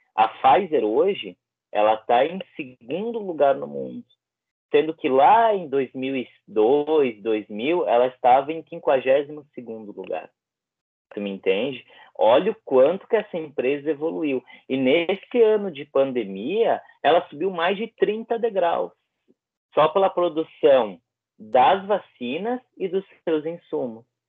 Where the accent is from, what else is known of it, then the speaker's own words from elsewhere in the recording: Bento Gonçalves, Rio Grande do Sul, Brazil; trabalhei na vacinação aqui na, na, minha cidade, Bento Gonçalves